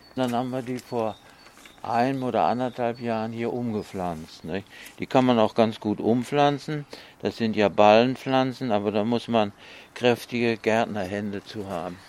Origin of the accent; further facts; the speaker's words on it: North Rhine-Westphalia, Germany; now in Leverkusen, Germany; ich komme ja aus Westfalen